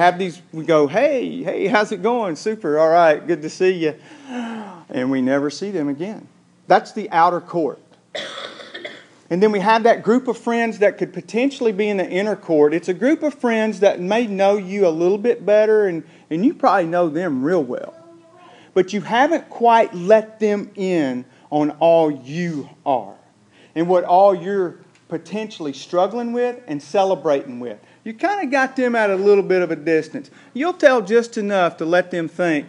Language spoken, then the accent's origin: English; the American South, United States; accent: southern drawl; our little southern draw